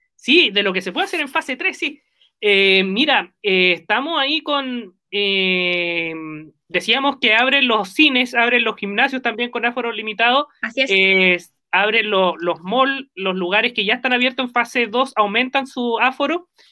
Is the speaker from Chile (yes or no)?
yes; Concepción, Biobío, Chile; somos penquistas